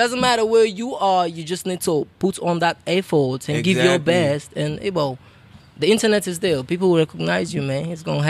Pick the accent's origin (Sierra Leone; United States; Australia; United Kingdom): Sierra Leone; Freetown, Western Area; born or raised there; also born or lived in Kono